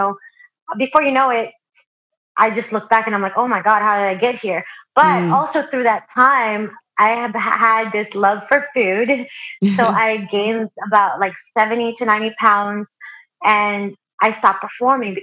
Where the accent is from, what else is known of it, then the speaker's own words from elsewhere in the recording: Philippines; now in United States; I was born in the Philippines and I've always been a singer. I grew up all throughout elementary, down to the time that I moved to the U.S.